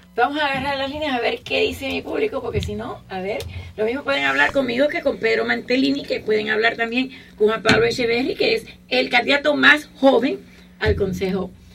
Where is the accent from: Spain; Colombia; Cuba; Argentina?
Cuba; now in United States; yo como cubana